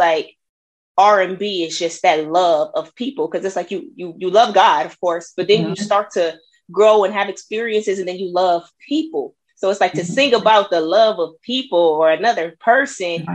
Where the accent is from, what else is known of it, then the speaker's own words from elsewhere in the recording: Peoria, Illinois, United States; moved away as an adult; now in Dallas, United States; I'm from Illinois, you know, Peoria, Illinois. It's a couple hours south of Chicago